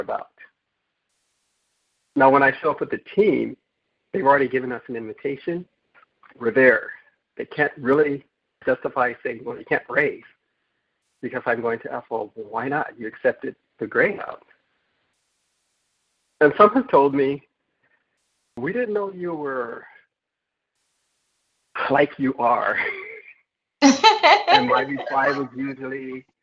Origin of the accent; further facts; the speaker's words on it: Southern California, United States; I'm from Southern California